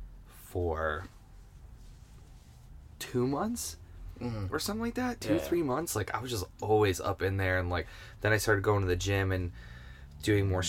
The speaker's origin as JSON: {"language": "English", "town": "Cleveland", "region": "Ohio", "country": "United States", "tie": "born or raised there", "moved": "yes", "lives_now": "Western Massachusetts, United States", "said": "I grew up in Cleveland, Ohio"}